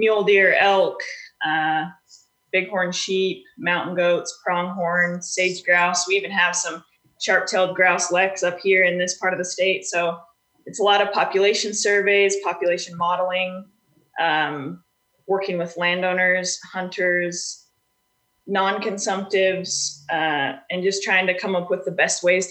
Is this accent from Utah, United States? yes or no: yes; Utah, United States; Native Utahn.